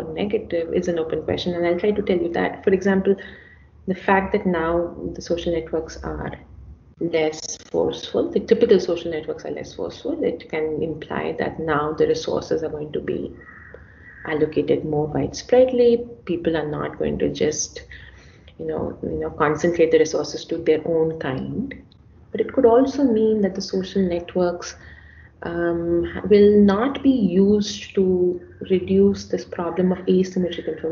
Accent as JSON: {"language": "English", "country": "India", "said": "I'm an Indian, I'm a woman, I'm an economist, and I'm a Hindu."}